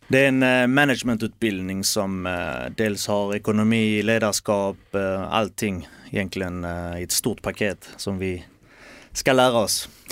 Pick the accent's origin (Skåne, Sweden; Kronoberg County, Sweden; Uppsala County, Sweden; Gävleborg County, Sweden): Skåne, Sweden; Malmö; moved away as an adult; also born or lived in south of Helsingborg; now in near Helsingborg, Sweden; Malmö är ju hemma. Det är där jag är uppväxt, det är där jag är född.